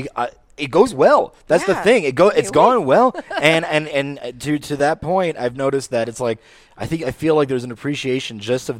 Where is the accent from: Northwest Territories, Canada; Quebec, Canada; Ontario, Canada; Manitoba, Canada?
Quebec, Canada; Montreal; I grew up in Rivière des Prairies